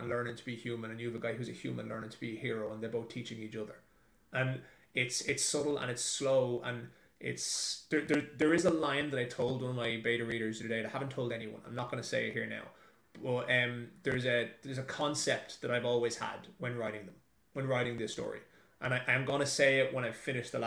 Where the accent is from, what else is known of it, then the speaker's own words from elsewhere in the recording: Ireland; moved away as an adult; also born or lived in Dublin; now in New Zealand; till the day I die, it's Ireland's my country. Like, that's where I'm raised